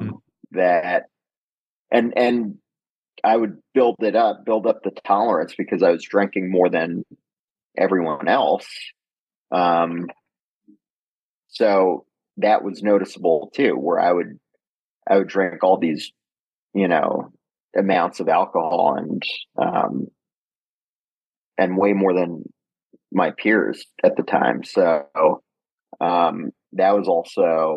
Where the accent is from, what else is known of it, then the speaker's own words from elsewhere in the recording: New York City, New York, United States; I grew up in Manhattan